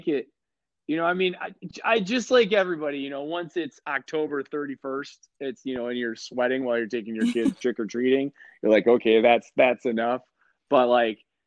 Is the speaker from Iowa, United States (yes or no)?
no; Wisconsin, United States; now in Mesa, United States; I'm originally from Wisconsin